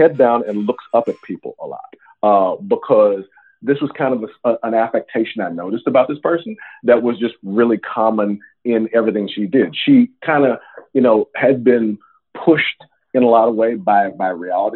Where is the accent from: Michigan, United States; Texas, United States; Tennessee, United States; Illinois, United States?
Tennessee, United States; Memphis; moved away; where I grew up in Memphis